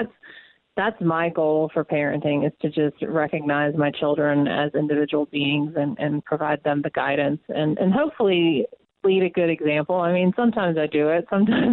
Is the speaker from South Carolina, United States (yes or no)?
no; Atlanta, Georgia, United States; born or raised there; moved away as an adult